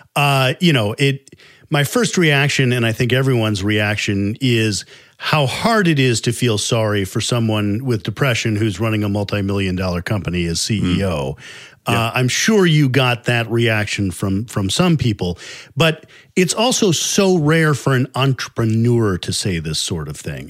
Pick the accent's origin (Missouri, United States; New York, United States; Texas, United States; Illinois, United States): Illinois, United States; Chicago; I'm from Chicago.